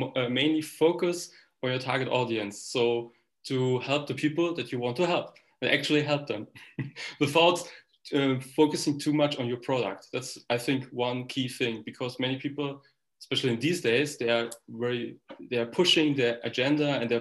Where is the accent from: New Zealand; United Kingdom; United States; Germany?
Germany; I'm born and raised in Germany